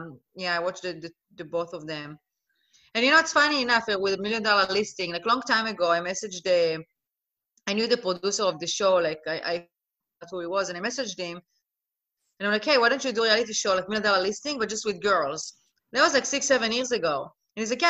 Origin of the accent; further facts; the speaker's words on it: Israel; English is a second language; moved away as an adult; also born or lived in Netherlands / Los Angeles, United States; now in Miami, United States; I'm originally from Israel. I was born and raised in Israel